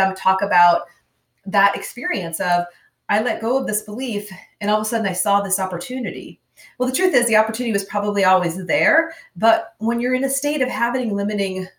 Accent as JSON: {"language": "English", "region": "Minnesota", "country": "United States", "tie": "born or raised there", "said": "I'm from Minnesota, grew up on the farm."}